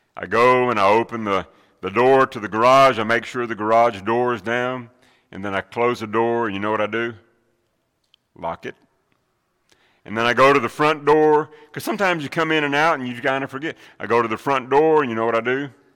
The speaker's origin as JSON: {"language": "English", "region": "Middle Tennessee", "country": "United States", "tie": "born or raised there", "said": "Growing up in Middle Tennessee"}